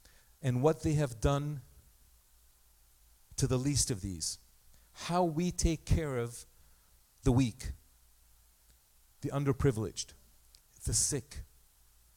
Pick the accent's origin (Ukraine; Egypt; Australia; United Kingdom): Egypt; also born or lived in Armenia (ancestry); now in Canada; I was born in Egypt. Egypt is my mother land.